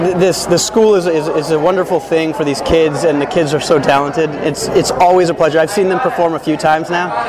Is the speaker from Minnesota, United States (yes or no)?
yes; Minnesota, United States; moved away as an adult; now in Los Angeles, United States; I'm a filmmaker and an actor. I'm originally from Minnesota. I've been in LA for about 12 years.